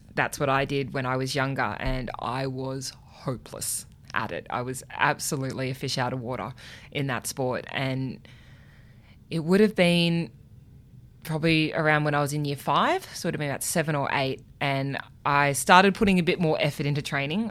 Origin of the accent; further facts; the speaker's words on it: Canberra, Australian Capital Territory, Australia; growing up in Canberra